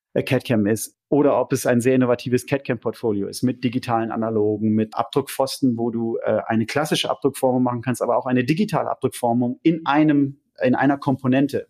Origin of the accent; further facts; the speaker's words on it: Lemgo, North Rhine-Westphalia, Germany; moved away as an adult; also born or lived in London; now in Zurich, Switzerland; komme aber, wie man hört, äh, nicht aus der Schweiz, sondern ursprünglich aus Ostwestfalen. Genauer gesagt, Lemgo